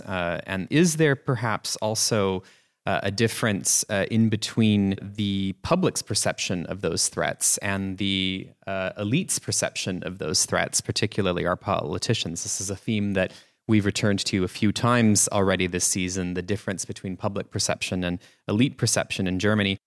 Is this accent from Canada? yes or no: yes; Canada; moved away; in my home country in Canada